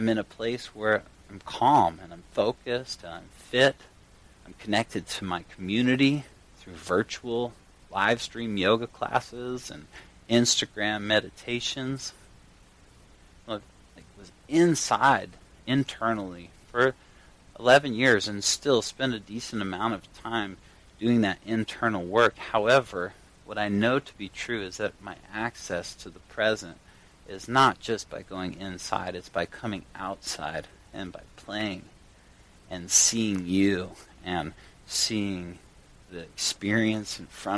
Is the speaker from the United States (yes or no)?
yes; Durango, Colorado, United States; I grew up in Colorado, a little town called Durango